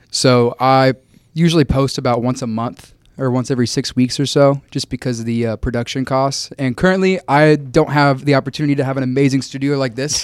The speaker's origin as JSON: {"language": "English", "town": "Wichita", "region": "Kansas", "country": "United States", "tie": "born or raised there", "also_born_or_lived": "Tampa, Florida", "moved": "as an adult", "said": "I grew up near McConnell Air Force"}